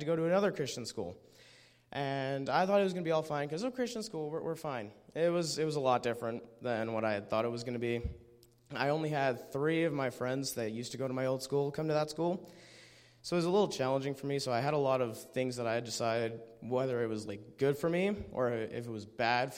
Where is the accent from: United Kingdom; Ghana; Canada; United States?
Canada; Medicine Hat, Alberta; I'm from Medicine Hat